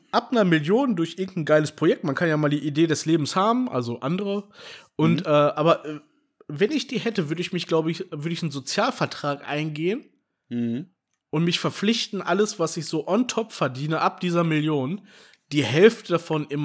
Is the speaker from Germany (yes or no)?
yes; Berlin, Germany; also ich fühle mich immer noch irgendwie als Berliner.